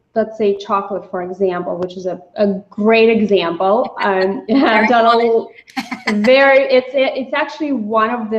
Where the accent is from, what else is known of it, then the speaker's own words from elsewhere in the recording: Russia; also born or lived in New York City; now in United States; I grew up in Russia